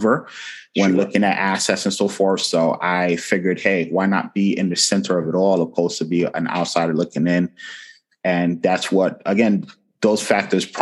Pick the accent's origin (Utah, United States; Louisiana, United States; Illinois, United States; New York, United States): New York, United States; New York City; moved away as an adult; now in North Carolina, United States; I was born and raised in Brooklyn. I am a city kid at heart